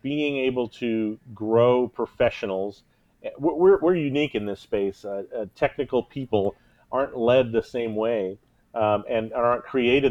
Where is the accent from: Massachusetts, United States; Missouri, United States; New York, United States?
Missouri, United States; Kansas City; Kansas City is my hometown